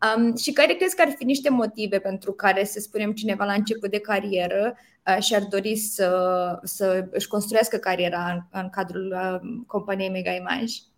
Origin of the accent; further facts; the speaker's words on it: Romania; culturii noastre ca români